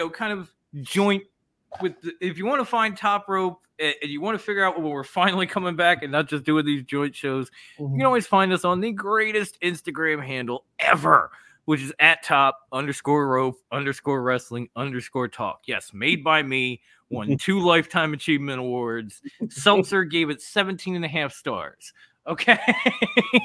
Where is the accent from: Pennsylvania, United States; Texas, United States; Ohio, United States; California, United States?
Pennsylvania, United States; Philadelphia; I'm from Philly